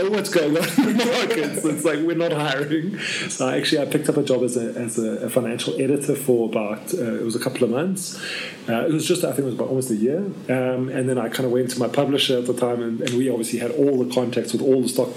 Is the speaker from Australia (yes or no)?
no; South Africa; I'm South African through and through. I have only a South African passport